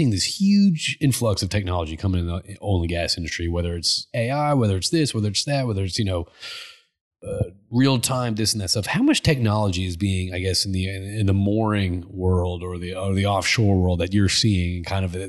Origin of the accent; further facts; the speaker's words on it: Connecticut, United States; I grew up in Connecticut.